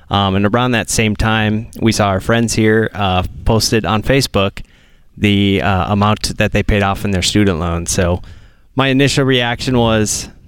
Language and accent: English; Minneapolis, Minnesota, United States; We are from Minneapolis, Minnesota.